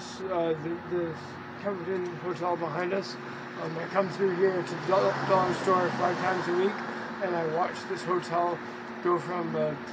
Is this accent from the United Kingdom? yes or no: no; Victoria, British Columbia, Canada; I'm from Victoria